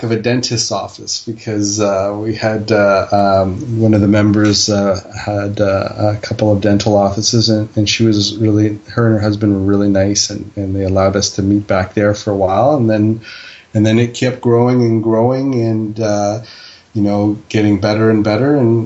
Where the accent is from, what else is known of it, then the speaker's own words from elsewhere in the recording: Toronto, Ontario, Canada; also born or lived in Fiji; In the 70s, I was born in Fiji. I got here and I was three, and, you know, we grew up down at Bathurst and Finch